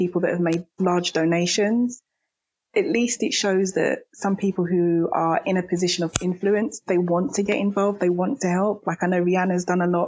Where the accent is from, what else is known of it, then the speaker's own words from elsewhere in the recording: United Kingdom; me being British myself